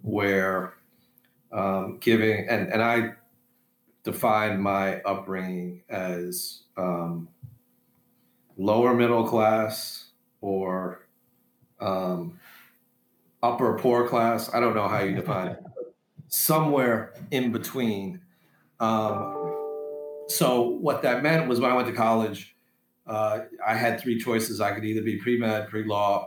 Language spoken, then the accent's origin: English; New Jersey, United States; moved away; also born or lived in Washington / New York; I'm a Jersey kid. So I grew up in Central Jersey, and I claim it proudly.